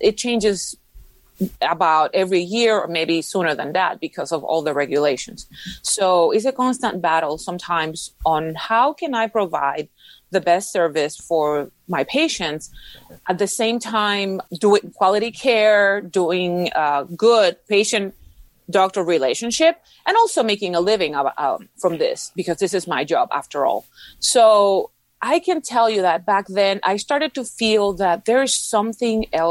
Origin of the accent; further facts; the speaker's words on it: Puerto Rico; first language Spanish; English is a second language; now in Houston, United States; I live in Houston, Texas, although I'm originally from Puerto Rico.